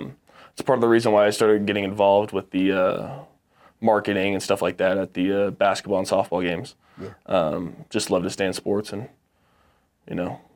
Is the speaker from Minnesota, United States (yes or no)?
no; Texas, United States; also born or lived in Orange County, California; No. So I was born in Southern California in Orange County, and okay. I was raised in Texas.